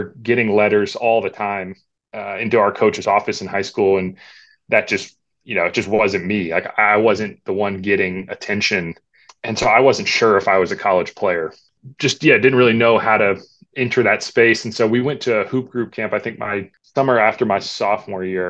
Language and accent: English; Davidson, North Carolina, United States; I grew up in Davidson, North Carolina